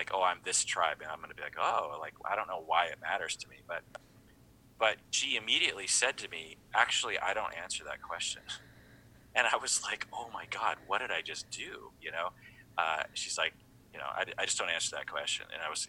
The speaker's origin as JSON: {"language": "English", "country": "United States", "said": "And so to imply repeatedly from people that I'm not American, it just hurts my feelings."}